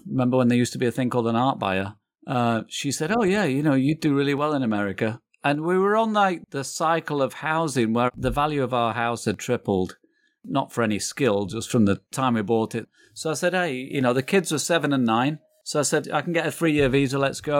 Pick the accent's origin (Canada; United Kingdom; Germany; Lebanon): United Kingdom; England; now in United States; No, I'm from England.